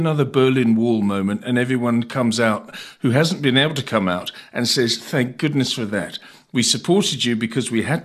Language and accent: English; United Kingdom; the UK, in particular, as my home country